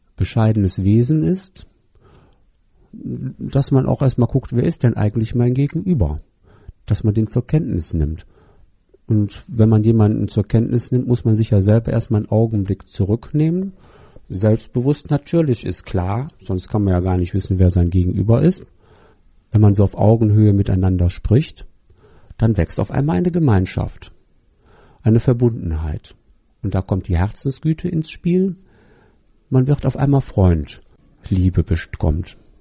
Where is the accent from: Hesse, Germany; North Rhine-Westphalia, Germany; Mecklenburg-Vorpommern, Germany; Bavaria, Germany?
North Rhine-Westphalia, Germany; Düsseldorf; aus Düsseldorf